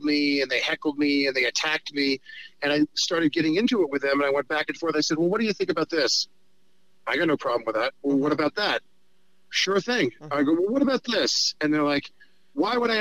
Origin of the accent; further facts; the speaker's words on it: New York, United States; I'm a New Yorker who's a Hollywood liberal